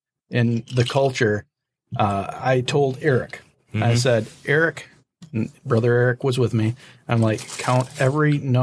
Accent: Western Michigan, United States; I'm from Western Michigan.

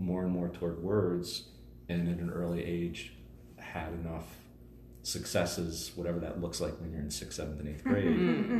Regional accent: Philadelphia, Pennsylvania, United States; now in Denver, United States; I was born and raised in Northeast Philadelphia. Neither my parents graduated high school.

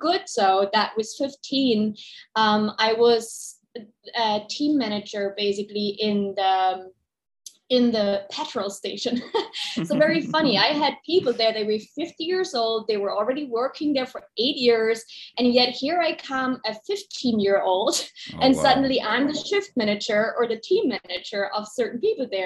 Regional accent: Dresden, Saxony, Germany; moved away; I'm originally from East Germany, from Dresden. And I grew up like maybe a lot of people without a lot of money.

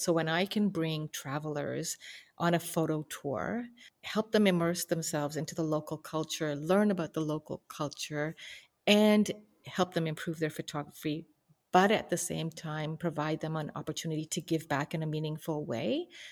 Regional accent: Canada; we grew up in Canada with all these opportunities

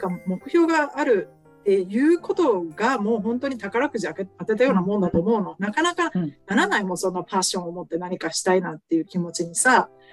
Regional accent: Japan; now in Arizona, United States; 私も娘もね日本生まれで日本語喋る

